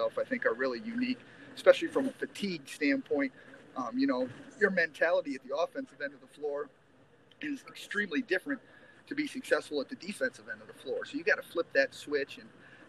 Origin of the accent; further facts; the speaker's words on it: Northwest Ohio, United States; moved away as an adult; now in Angola, United States; I grew up in Northwest Ohio. I grew up on a pig farm out there.